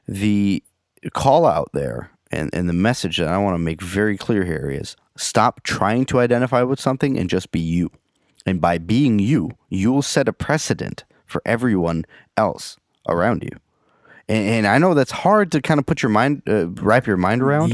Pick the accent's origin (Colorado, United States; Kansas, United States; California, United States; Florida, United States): California, United States; San Francisco; I grew up in San Francisco.